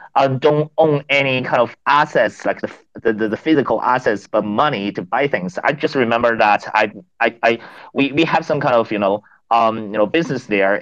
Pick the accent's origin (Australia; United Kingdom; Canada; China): China; moved away; also born or lived in North America / Africa / Nigeria / Angola; I grew up in China.